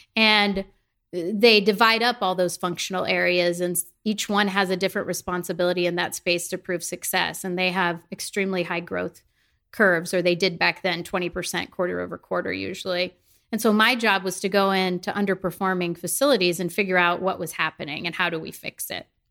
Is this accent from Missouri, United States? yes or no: yes; the Midwest, the Show Me State, Missouri, United States; I'm from the Midwest. I grew up in a small town of 10,000 people